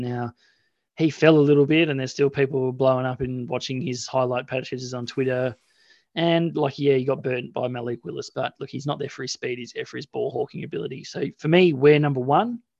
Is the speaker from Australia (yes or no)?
yes; Australia; we're Australian.